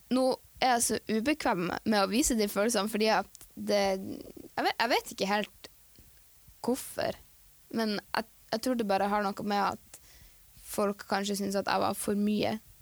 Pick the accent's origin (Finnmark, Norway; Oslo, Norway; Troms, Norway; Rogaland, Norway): Troms, Norway; Tromsø; also born or lived in Andenes; Jeg er eh, født og oppvokst i Tromsø.